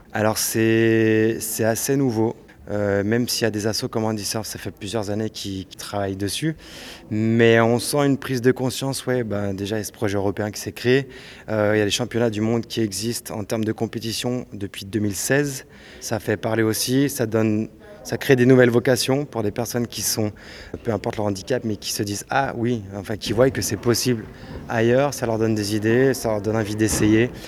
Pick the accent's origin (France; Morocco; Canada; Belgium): Morocco; Je suis du Maroc